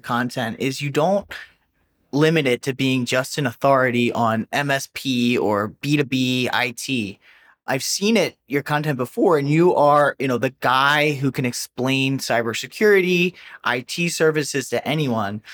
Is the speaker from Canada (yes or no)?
no; New Jersey, United States; I'm from New Jersey